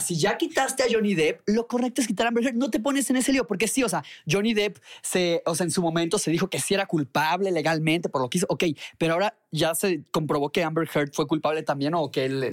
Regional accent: Mexico; soy de México.

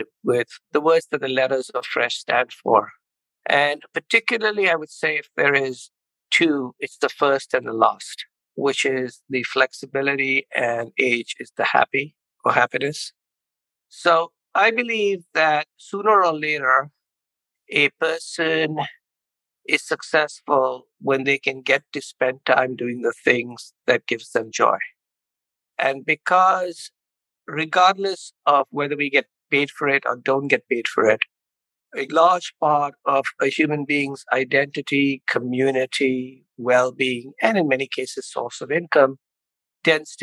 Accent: India; moved away as an adult; also born or lived in Chicago, United States; now in United States; I grew up in India, came to the University of Chicago for an MBA

